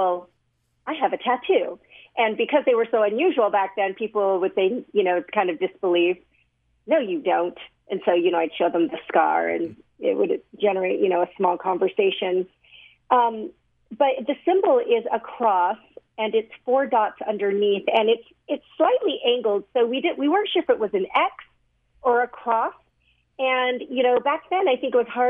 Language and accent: English; Sandy, Utah, United States; I was 3 years old when I was adopted, and I was raised in Utah. So I was adopted by a family that lived at the time in Sandy, Utah, and grew up here